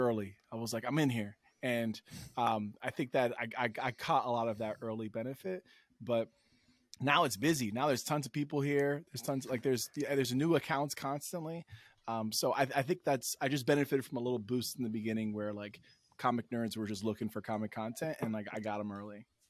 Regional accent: New York City, New York, United States; I lived, I grew up in New York City

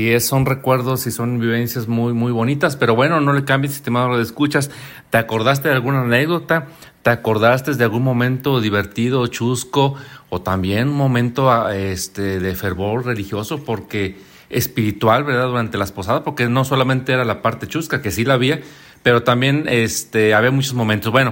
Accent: San Luis Potosí, Mexico; nací en el Montecillo. En el Montecillo, en lo que es la, los, ferrocarrileros, allí

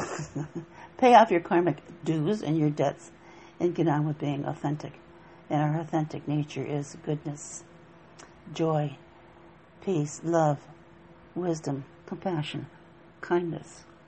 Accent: Appalachia, United States; I grew up in Appalachia in a log cabin up in the mountains

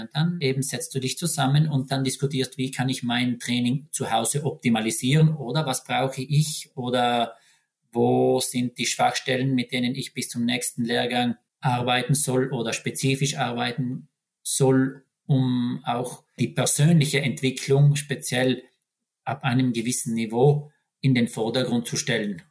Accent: South Tyrol, Trentino-Alto Adige, Italy; moved away as an adult; now in Norway; für mich als Südtiroler

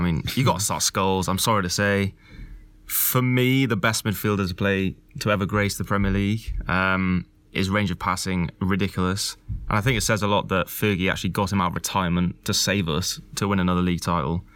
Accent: Wales, United Kingdom; as a Welshman

